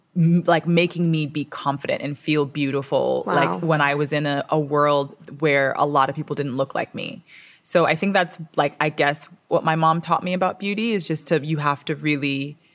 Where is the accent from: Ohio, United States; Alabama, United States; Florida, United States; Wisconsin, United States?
Florida, United States; Miami; also born or lived in Toronto, Canada; So I was born in Canada, in Toronto. Shout out to the six. And then at 5 years old, I moved to Dade County, Miami, Florida.